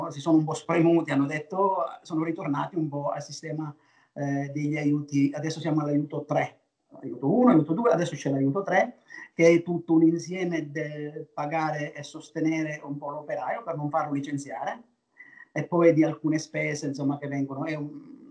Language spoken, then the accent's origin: Italian; Naples, Campania, Italy; io sono di Napoli, io sono di qua